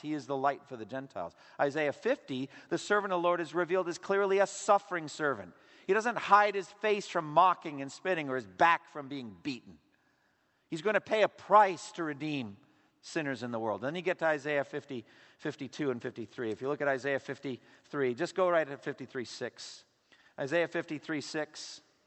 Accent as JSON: {"language": "English", "country": "United States", "said": "for us as American Christians"}